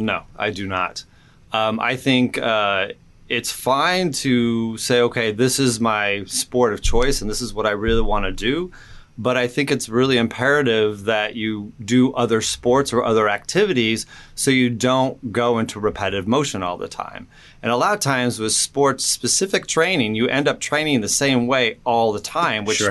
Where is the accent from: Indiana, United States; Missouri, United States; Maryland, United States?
Indiana, United States; also born or lived in California; I grew up in Indiana, but before that, I was in California for a couple years